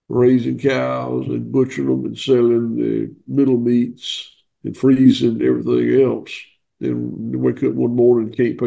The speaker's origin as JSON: {"language": "English", "area": "the South", "region": "Southern United States", "country": "United States", "accent": "southern", "said": "I'm told that my accent's a little bit southern"}